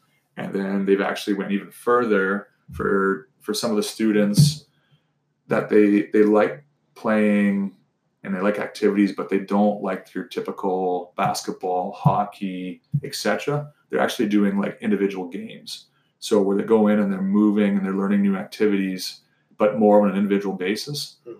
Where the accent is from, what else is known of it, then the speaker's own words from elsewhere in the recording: Mitchell, United States; So think about growing up in Mitchell.